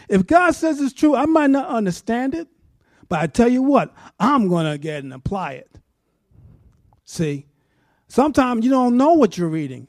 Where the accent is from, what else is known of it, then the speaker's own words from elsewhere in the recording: New York, United States; moved away; I'm from New York.